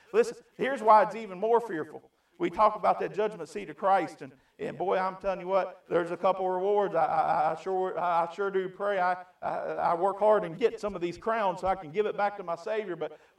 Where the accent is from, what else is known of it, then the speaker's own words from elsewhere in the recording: United States; By the grace of God, I was born in America.